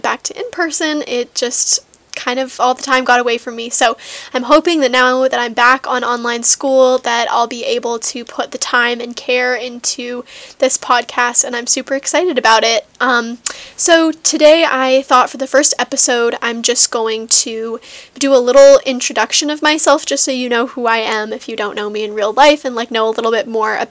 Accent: Seattle, Washington, United States; I was born and raised in Seattle, Washington

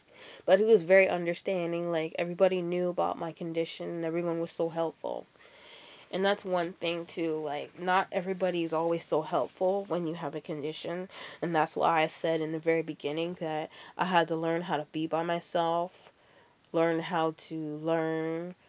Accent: Canada; accent: American; And I'm like, I'm from Canada. And he's like, but you got an American accent. And I'm like, yeah, I know I do. I have a lot of family down here.

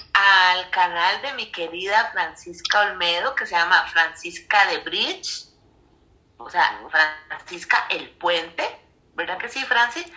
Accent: Costa Rica; now in Mexico; y también desde Costa Rica, mi tierra amada.

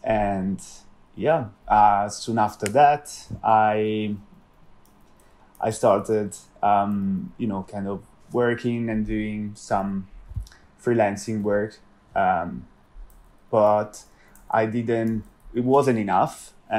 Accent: Italy; English is a second language; moved away as an adult; now in London, United Kingdom; But when I had the possibility to start an internship here in London, so I moved from Italy to London.

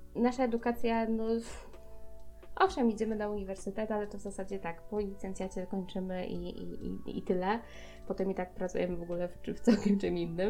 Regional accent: Poland

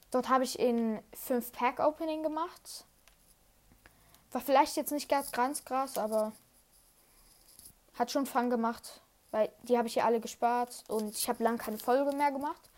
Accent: Switzerland; Einfach in der Schweiz sagt man Goalie und ich bin Schweizer.

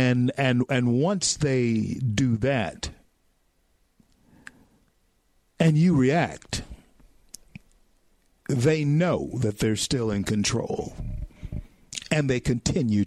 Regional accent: Louisiana, United States; growing up in Louisiana

